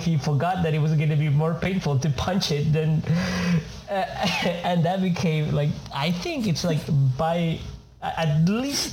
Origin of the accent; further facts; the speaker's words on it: Argentina; moved away; I'm from Argentina